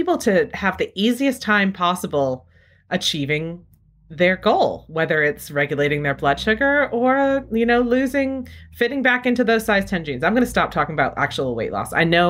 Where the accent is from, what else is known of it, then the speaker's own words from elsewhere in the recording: New England, United States; I'm sitting here at home using Dunkin' Donuts brand coffee because I'm from New England and it tastes like home to me.